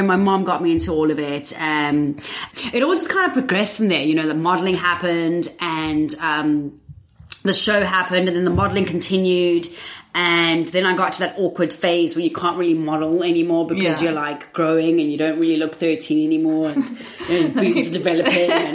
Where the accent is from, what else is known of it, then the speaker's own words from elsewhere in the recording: South Africa; moved away as an adult; now in England, United Kingdom; I'm originally from South Africa.